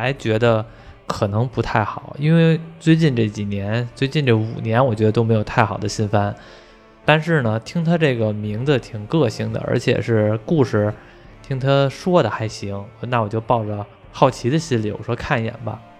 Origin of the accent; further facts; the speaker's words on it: China; 像比如说我们中国人民都知道的《铁臂阿童木》。